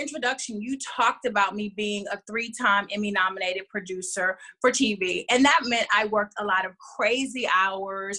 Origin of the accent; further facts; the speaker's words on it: Houston, Texas, United States; moved away; also born or lived in Los Angeles; I'm originally from Houston, but I've been living in LA for about 7 years, and I moved back to Houston in 2014.